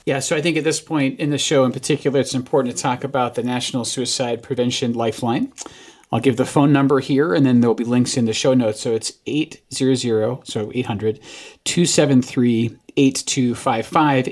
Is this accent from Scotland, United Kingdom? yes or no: yes; Scotland, United Kingdom; moved away as an adult; now in United States; got exported from America to Scotland where I grew up